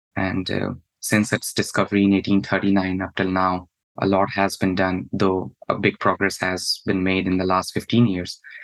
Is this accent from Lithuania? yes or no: no; India; moved away as an adult; now in United States; my home country back in India